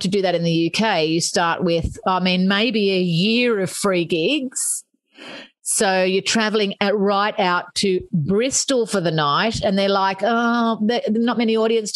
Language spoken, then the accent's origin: English; Australia; moved away as an adult; now in United Kingdom; I'm Australian